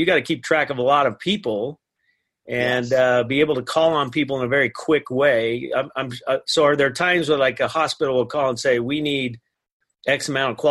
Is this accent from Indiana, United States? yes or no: no; Riverton, Utah, United States; my hometown